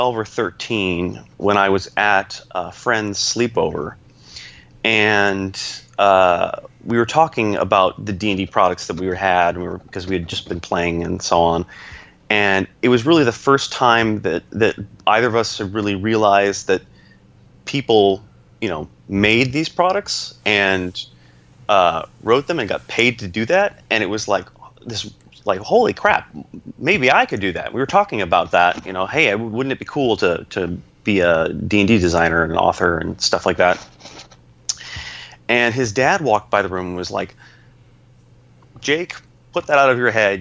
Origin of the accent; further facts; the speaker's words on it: Syracuse, New York, United States; moved away as an adult; also born or lived in Pennsylvania; my hometown, Syracuse